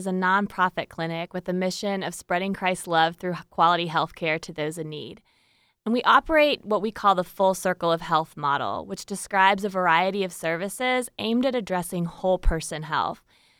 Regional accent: Iowa, United States; I had the pleasure of volunteering at a free clinic in my hometown in Iowa

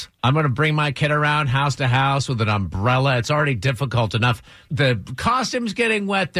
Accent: Vermont, United States; now in Georgia, United States; I'm from Vermont originally.

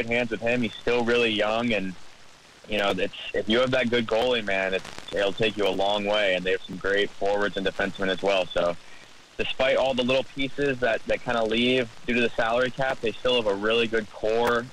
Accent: Tampa, Florida, United States; I'm actually from Tampa

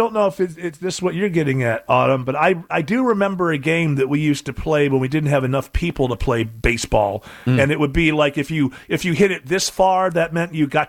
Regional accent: England, United Kingdom; Well, you know, growing up in England, baseball is just not one of those things.

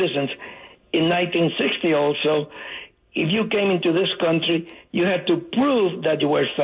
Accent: Cuba; now in United States; I came from Cuba legally in 1960

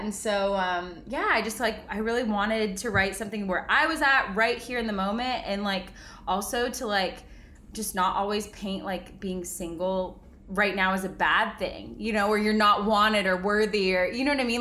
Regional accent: Bentonville, Arkansas, United States; moved away as an adult; also born or lived in California; now in Nashville, United States; I grew up in Bentonville, Arkansas

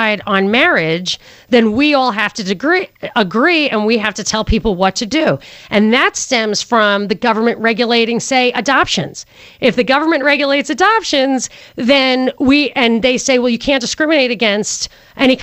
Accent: New York, United States; I'm from New York.

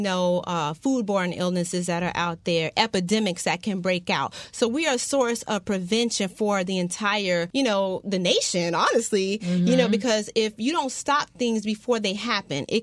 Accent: Miami, Florida, United States; I'm born and raised in Dade County, but I'm from South Dade.

